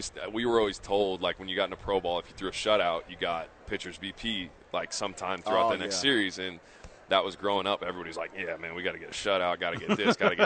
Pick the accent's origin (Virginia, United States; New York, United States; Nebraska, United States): Nebraska, United States; also born or lived in Portland, Oregon; I was born in Portland, but I grew up mostly in Nebraska